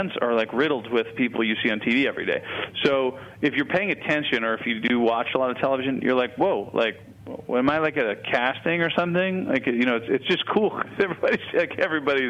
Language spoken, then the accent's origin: English; Chicago, Illinois, United States; moved away; I'm from Chicago